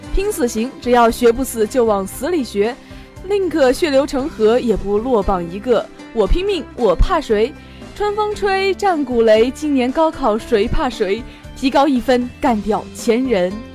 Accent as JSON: {"language": "Chinese", "town": "Anqing", "region": "Anhui", "country": "China", "tie": "born or raised there", "moved": "yes", "said": "我是安徽人啊，故乡呢是中国的黄梅戏乡安庆，母校呢是安庆石化一中"}